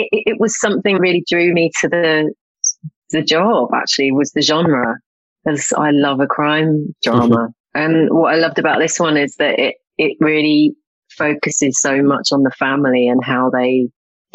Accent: Essex, East of England, United Kingdom; River Chelmer in Essex, which is where I'm from

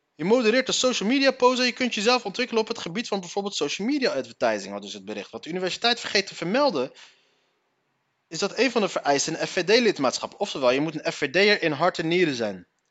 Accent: Morocco; Wij Marokkanen

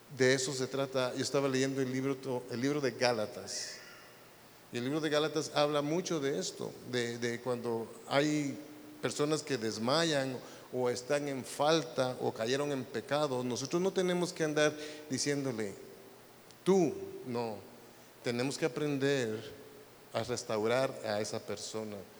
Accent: Guatemala; now in United States; yo no soy de Noruega, yo soy de Guatemala

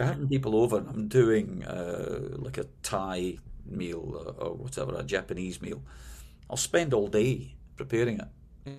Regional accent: Glasgow, Scotland, United Kingdom; moved away as an adult; also born or lived in London; now in United States; when I moved from Glasgow, my, my hometown, uh, to London

